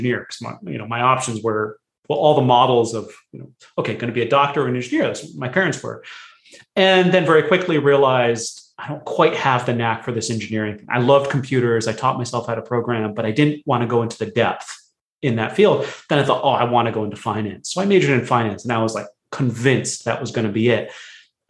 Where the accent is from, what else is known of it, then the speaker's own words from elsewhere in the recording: United States; I was born in America, but my family's from India originally